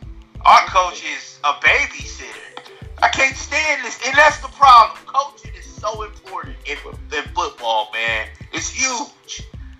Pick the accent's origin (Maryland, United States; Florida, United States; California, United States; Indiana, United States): California, United States; Los Angeles; moved away; The Raiders been sorry since they was in L.A., bro. I grew up there.